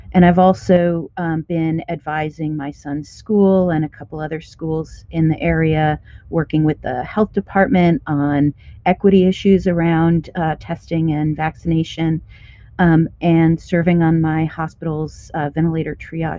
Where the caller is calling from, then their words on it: Kansas City, Missouri, United States; Yeah, so I'm in Kansas City, which Chiefs fans will know is at the border of Kansas and Missouri. I'm in Missouri right now